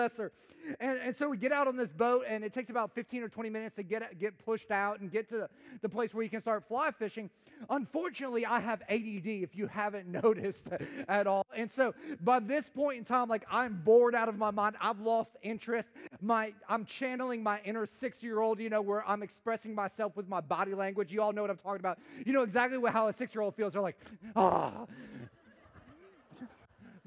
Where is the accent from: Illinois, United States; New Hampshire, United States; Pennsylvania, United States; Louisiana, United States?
Illinois, United States; Chicago; I grew up in the concrete jungle of America. I'm from Chicagoland area